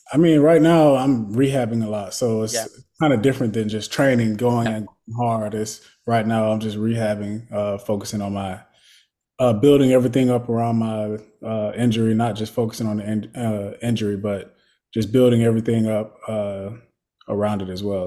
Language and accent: English; Florida, United States; moved away as an adult; growing up in Florida